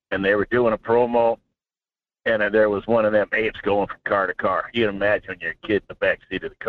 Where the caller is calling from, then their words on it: Alaska, United States; I'm probably in a bad cell zone. There's a uh, just on a downside, I guess, at 343 mile on the Parks Highway